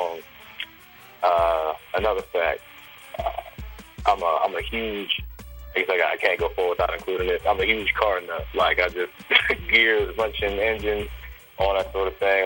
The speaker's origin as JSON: {"language": "English", "town": "Silver Spring", "region": "Maryland", "country": "United States", "tie": "born or raised there", "said": "I was born and raised on the East Coast, Silver Spring, Maryland. Lived here whole life"}